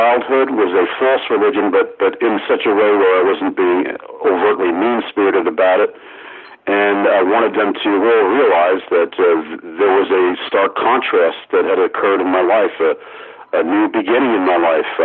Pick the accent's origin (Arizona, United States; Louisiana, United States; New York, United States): New York, United States; Amityville; born or raised there